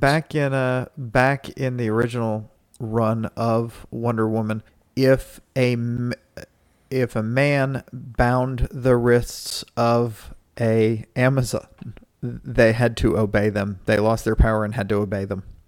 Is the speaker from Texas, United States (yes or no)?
yes; Dallas, Texas, United States; my city, Dallas